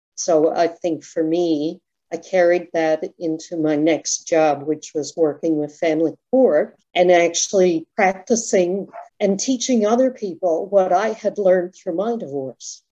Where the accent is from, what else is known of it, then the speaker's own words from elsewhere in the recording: Toronto, Ontario, Canada; we grew up in Ontario, so there were cliffs called the Scarborough Bluffs